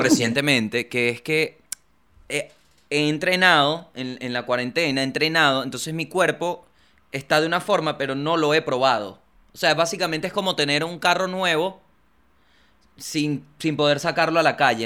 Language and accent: Spanish; Venezuela; moved away as an adult; now in Argentina; cuando salí de Venezuela para Argentina